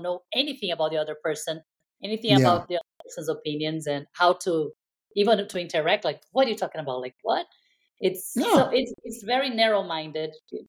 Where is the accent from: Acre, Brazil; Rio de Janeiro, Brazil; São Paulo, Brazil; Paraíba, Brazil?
Rio de Janeiro, Brazil; now in San Francisco Bay Area, United States; where I grew up in Rio